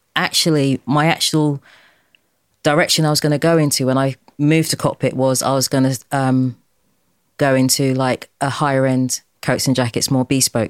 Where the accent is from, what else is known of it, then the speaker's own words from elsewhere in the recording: London, United Kingdom; also born or lived in Deptford; I was born in Dulwich